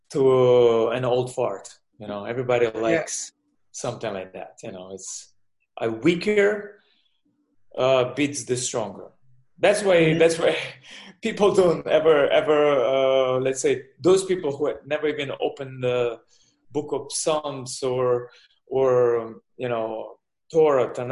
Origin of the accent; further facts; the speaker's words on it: Belarus; English is a second language; moved away; also born or lived in Israel; I born in the Soviet Union. Now it's Belarus. To Russian parents. started boxing young, age 7, and just growing up there, and then moving to Israel with my parents